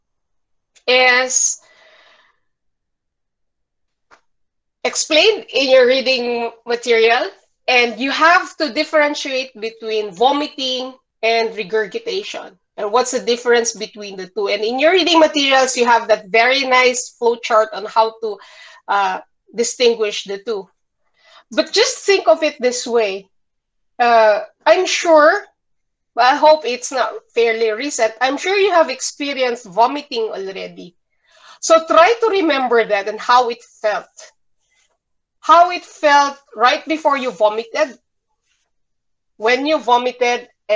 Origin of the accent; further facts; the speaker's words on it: Bukidnon, Northern Mindanao, Philippines; I grew up in Bukidnon, and Bukidnon is a mountainous region in smack in the middle of Mindanao.